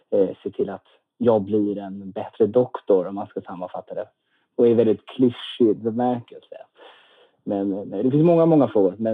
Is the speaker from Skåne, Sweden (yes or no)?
yes; Lund, Skåne, Sweden; now in Stockholm, Sweden; Men man kanske inte hör på dialekten, men jag är uppvuxen i Lund faktiskt, i Skåne eh, för det